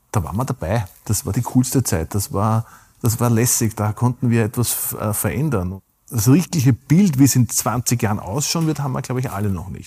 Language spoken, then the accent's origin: German; Burgenland, Austria; Und ich darf es mein Heimatbundesland zitieren. Das Burgenland ist hat einen Nationalpark.